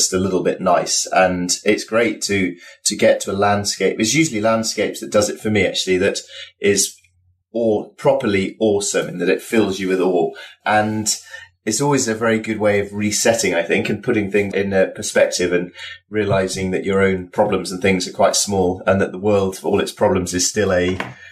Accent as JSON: {"language": "English", "region": "Yorkshire and the Humber", "country": "United Kingdom", "tie": "born or raised there", "said": "I'm from Yorkshire, which is up in the north of England."}